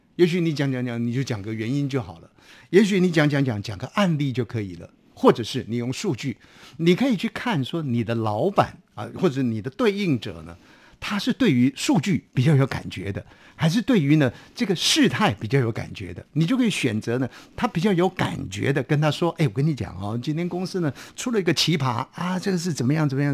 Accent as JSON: {"language": "Chinese", "country": "Taiwan", "said": "我们台湾话讲说放鸽子了"}